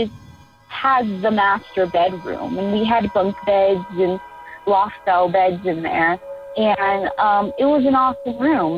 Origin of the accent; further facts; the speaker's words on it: Miami, Florida, United States; now in Austin, United States; We're originally from Florida, Miami, Florida